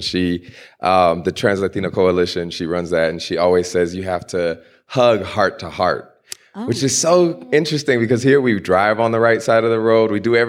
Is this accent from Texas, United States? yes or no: yes; Houston, Texas, United States; The last slaves were in Galveston, which is right outside of where I grew up in Houston.